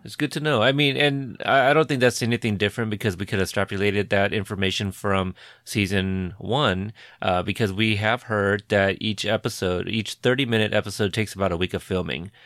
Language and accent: English; United States; I, being Asian American myself